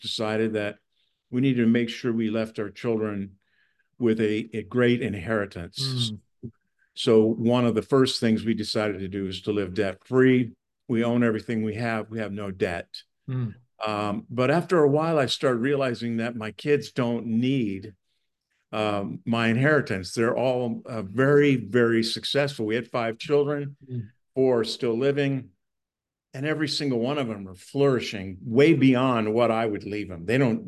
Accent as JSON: {"language": "English", "region": "California", "country": "United States", "said": "Hey, nobody wants to know I'm from California."}